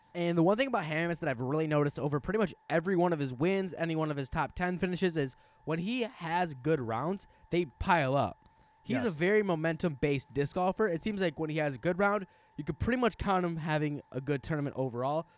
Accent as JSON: {"language": "English", "region": "Wisconsin", "country": "United States", "said": "I'm from Wisconsin"}